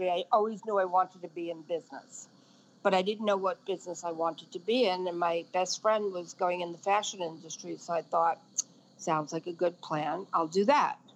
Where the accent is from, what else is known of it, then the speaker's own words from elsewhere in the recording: Brooklyn, New York, United States; Well, actually, I grew up in Brooklyn, and we were not w- with it to the level that Brooklyn is with it now.